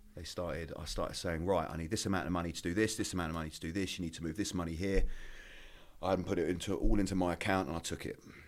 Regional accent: Maidstone, South East England, United Kingdom; moved away as an adult; also born or lived in Essex / London; I grew up in Kent, a little town called Maidstone.

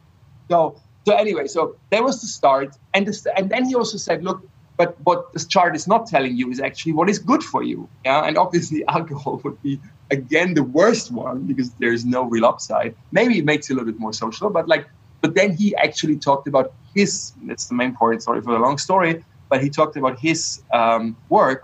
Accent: Bavaria, Germany; I grew up in Bavaria where beer is sort of like a basic nutrition

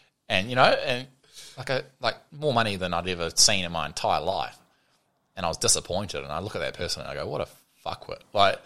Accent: New Zealand; a Kiwi

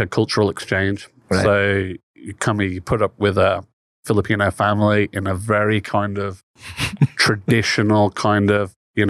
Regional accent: West Midlands, United Kingdom; moved away as an adult; also born or lived in Tacloban, Philippines; now in Philippines; I am from the West Midlands.

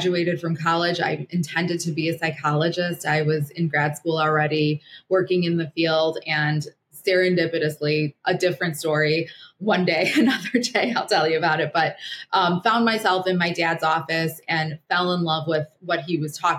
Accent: Chicago, Illinois, United States; also born or lived in Kyiv, Ukraine; I was born in Kiev. And when I was one, my dad basically said, "We are getting out of here." And So we left. We were in exile for 3 months in Rome. Then we landed in Chicago in 1976

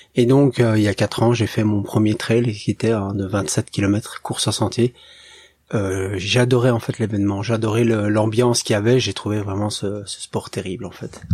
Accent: Belgium; je viens de Belgique

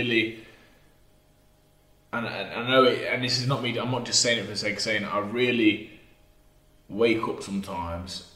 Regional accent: Burton upon Trent, West Midlands, United Kingdom; If we're from Burton on Trent.

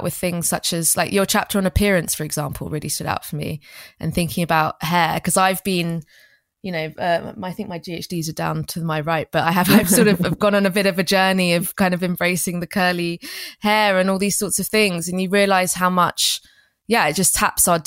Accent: London, United Kingdom; I'm of immigrant parentage, grew up in London

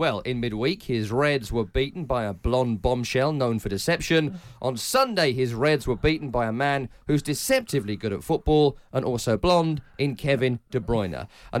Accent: London, United Kingdom; I actually am from East London as well. Yeah, I could have done that for you in my natural accent.

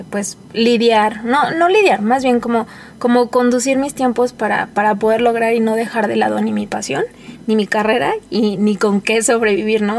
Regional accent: Mexico City, Mexico; moved away as an adult; now in León, Mexico; soy de la Ciudad de México. Eh, recién me vine a vivir a León hace dos años

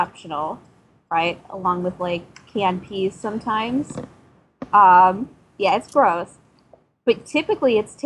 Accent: northern Wisconsin, United States; I am from northern Wisconsin

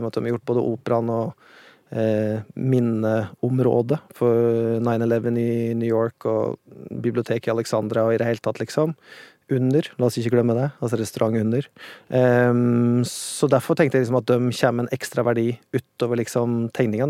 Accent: Otta, Innlandet, Norway; accent: Otta dialect; moved away as an adult; also born or lived in Oslo / Vågå / Spain / Los Angeles; Otta, der jeg kommer fra

